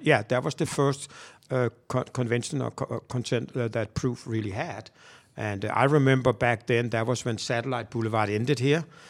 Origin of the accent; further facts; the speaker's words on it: Copenhagen, Capital Region of Denmark, Denmark; moved away as an adult; now in Atlanta, United States; I am from Denmark, Copenhagen.